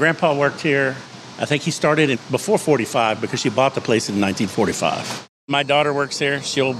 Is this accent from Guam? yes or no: yes; Guam; born there; moved away; We moved back from Guam in 72. And I was born on Guam.